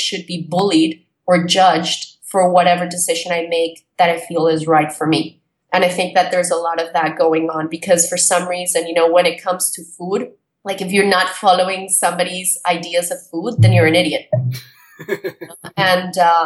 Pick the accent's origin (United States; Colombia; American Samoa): Colombia; moved away; I was brought up in Colombia during the drug war times